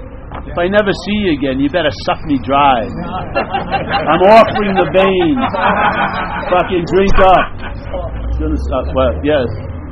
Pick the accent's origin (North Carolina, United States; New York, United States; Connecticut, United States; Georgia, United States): New York, United States; Long Island; now in San Francisco, United States; I'm from Long Island, New York.